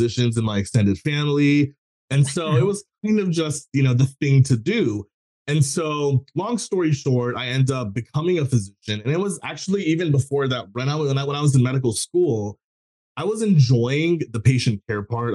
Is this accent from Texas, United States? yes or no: yes; Texas, United States; I grew up in a South Asian family. I was born in Texas.